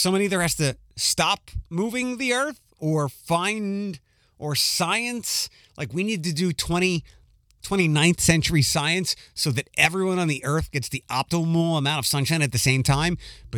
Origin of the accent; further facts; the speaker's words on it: Philadelphia, Pennsylvania, United States; We really couldn't be farther away from the home base, Philadelphia, where I'm from Wawa.